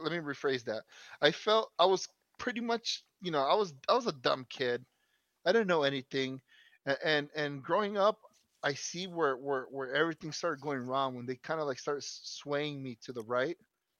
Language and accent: English; United States; I'm American as fuck.